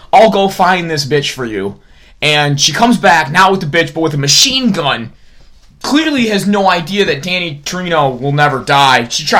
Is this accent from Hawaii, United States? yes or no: no; Minnesota, United States; Because we're white assholes from Minnesota.